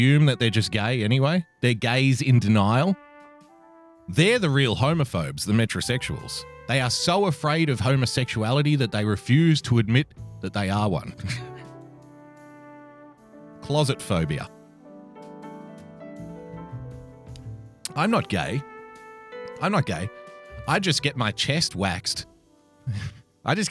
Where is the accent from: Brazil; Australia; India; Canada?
Australia; I'm an Australian